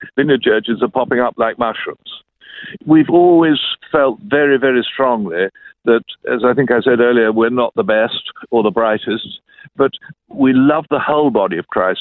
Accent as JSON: {"language": "English", "region": "London", "country": "United Kingdom", "tie": "born or raised there", "said": "I grew up in London, England"}